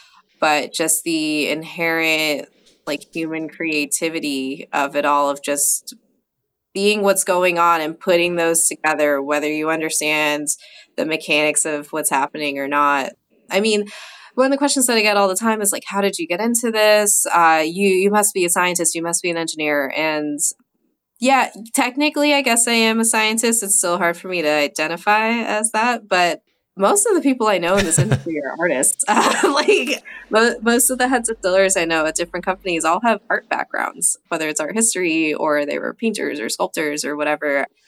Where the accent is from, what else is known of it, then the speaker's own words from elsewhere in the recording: New Jersey, United States; Being from New Jersey, I had to pick something that was, you know, kind of harkens back to my home state.